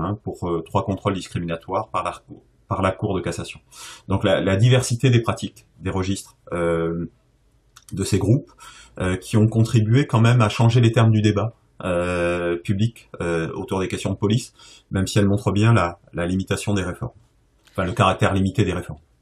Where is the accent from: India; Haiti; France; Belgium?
France; Bordeaux, Nouvelle-Aquitaine; moved away; ma région d'origine